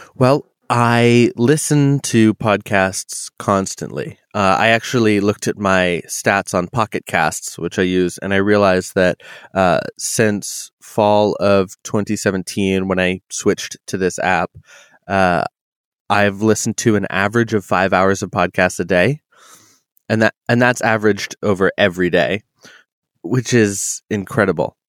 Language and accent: English; New England, United States; now in Pacific Northwest, United States; I I come from New England